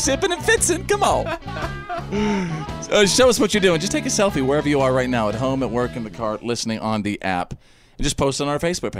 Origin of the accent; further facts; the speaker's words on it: North Texas, United States; when I was growing up in North Texas, we always had our tornado warning drills.